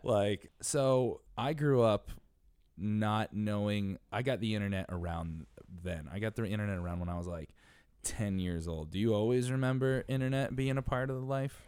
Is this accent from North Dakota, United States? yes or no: no; Connecticut, United States; now in New York City, United States; I'm from Connecticut